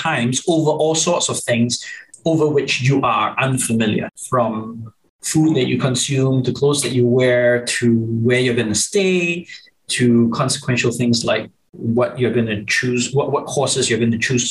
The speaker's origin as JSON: {"language": "English", "country": "Singapore", "tie": "born or raised there", "said": "growing up in Singapore"}